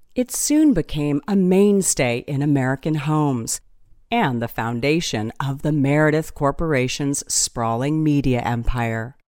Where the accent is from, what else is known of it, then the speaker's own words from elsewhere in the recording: Northern Ireland, United Kingdom; I come from Northern Ireland